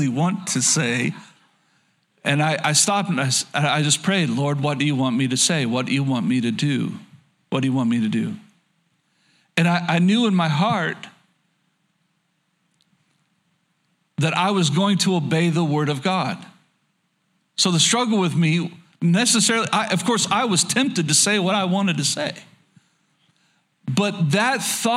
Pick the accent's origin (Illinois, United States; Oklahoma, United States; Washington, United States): Oklahoma, United States; a Southern boy growing up in Oklahoma